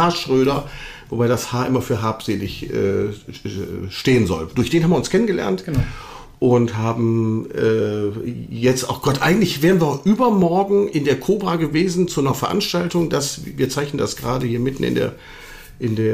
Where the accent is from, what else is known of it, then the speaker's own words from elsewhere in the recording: Düsseldorf, North Rhine-Westphalia, Germany; Sie wissen ja, ich bin ja gebürtiger Düsseldorfer.